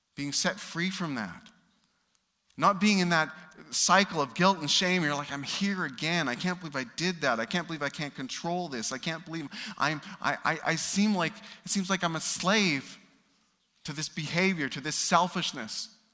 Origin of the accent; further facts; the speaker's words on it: Canada; As a Canadian